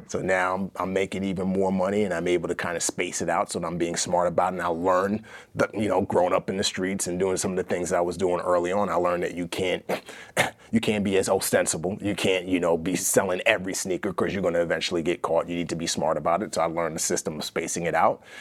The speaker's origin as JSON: {"language": "English", "town": "New York City", "region": "New York", "country": "United States", "tie": "born or raised there", "also_born_or_lived": "Nigeria", "accent": "American", "said": "growing up in the Bronx, it's like a drug deal on every corner"}